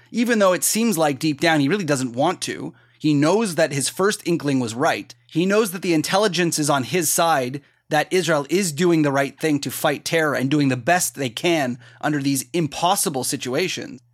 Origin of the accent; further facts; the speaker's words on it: Canada; I'm Canadian